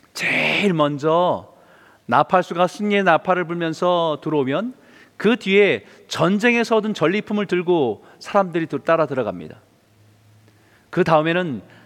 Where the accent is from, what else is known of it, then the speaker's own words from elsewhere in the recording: South Korea; now in Vancouver, Canada; 우리는 또 한국 사람